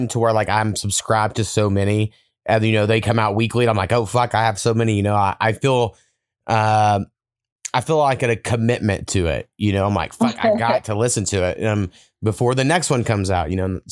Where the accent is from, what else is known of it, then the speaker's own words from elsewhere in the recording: Oklahoma, United States; I have this memory at 4 years old because I grew up in Oklahoma, so everyone loves fucking country music